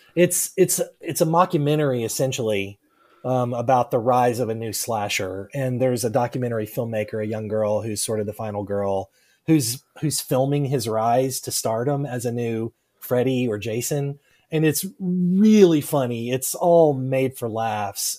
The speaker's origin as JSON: {"language": "English", "region": "South Arkansas", "country": "United States", "tie": "born or raised there", "also_born_or_lived": "North Louisiana", "moved": "as an adult", "lives_now": "Oklahoma, United States", "said": "I grew up in South Arkansas. I was born, born and raised in South Arkansas."}